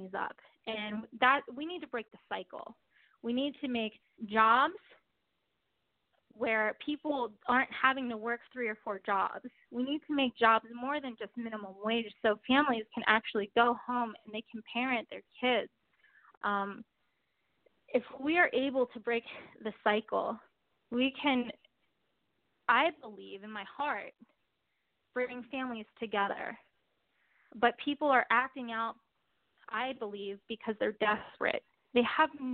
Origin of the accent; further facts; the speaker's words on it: Baltimore, Maryland, United States; I'm proud to say that I'm from Baltimore